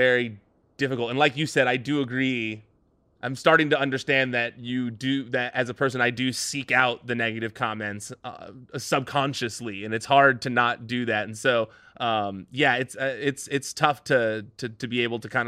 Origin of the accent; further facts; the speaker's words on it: Diamond Bar, California, United States; I grew up in Diamond Bar, which is like 15 minutes from Disneyland